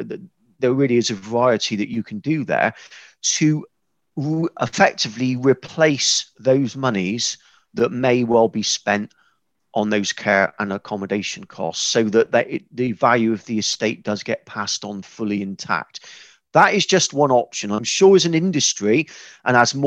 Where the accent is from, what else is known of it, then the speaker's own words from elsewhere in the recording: West Country, South West England, United Kingdom; accent: West Country; fairly simple person from the West Country, as you've probably told by now from my accent